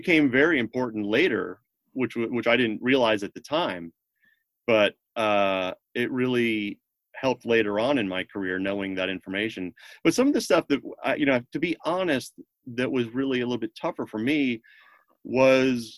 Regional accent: Connecticut, United States; moved away as an adult; also born or lived in Boston / New York / Los Angeles; I grew up in Connecticut, so I wanted to be closer to home

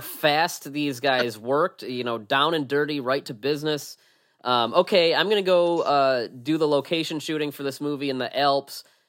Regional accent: United States

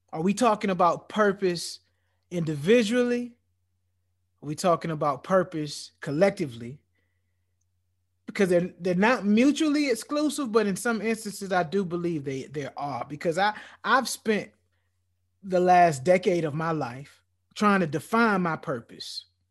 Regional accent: United States; as a black man growing up and growing up in America

